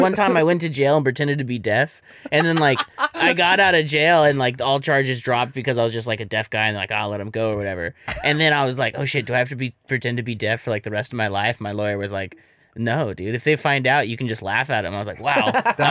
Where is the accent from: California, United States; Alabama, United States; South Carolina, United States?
California, United States; Sacramento; also born or lived in Los Angeles; Sacramento, L.A. and Sacramento.